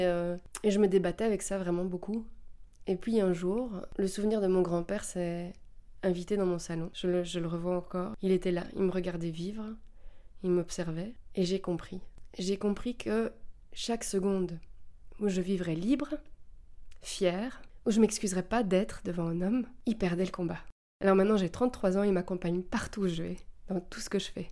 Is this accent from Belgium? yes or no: yes; Belgium; je viens de Belgique